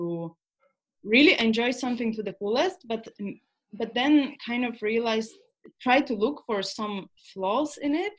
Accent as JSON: {"language": "English", "country": "Poland", "also_born_or_lived": "Scandinavia", "moved": "yes", "said": "we are from Poland, but we moved to Scandinavian countries"}